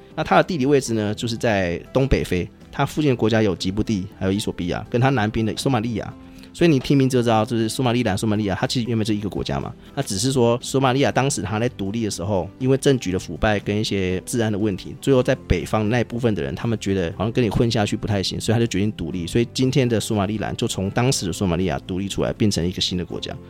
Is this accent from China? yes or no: no; Taiwan; 我们台湾人